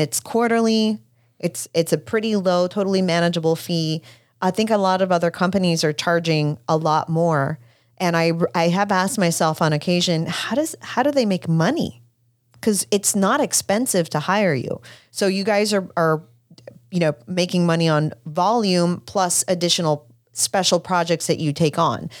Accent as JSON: {"language": "English", "country": "Puerto Rico", "tie": "born or raised there", "moved": "yes", "said": "I grew up in Puerto Rico"}